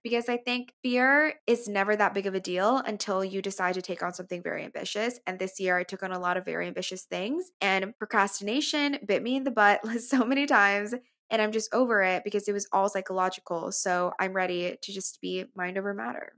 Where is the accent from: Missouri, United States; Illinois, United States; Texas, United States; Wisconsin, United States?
Texas, United States; McAllen; now in New York, United States; my hometown, McAllen